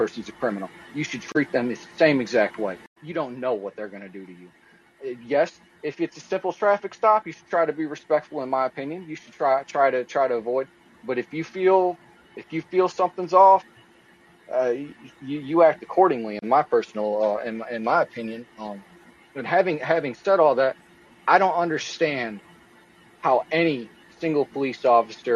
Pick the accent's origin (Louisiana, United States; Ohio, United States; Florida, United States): Ohio, United States; Toledo; moved away; also born or lived in Akron, Ohio; I grew up in Toledo, Ohio, lived there for 20 years